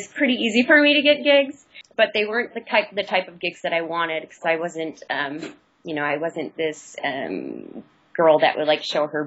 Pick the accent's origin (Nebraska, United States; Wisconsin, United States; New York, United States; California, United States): Wisconsin, United States; Kenosha; moved away as an adult; also born or lived in China; now in Singapore; I come from the Midwest, actually, Kenosha, Wisconsin. So it's right in between Chicago and Milwaukee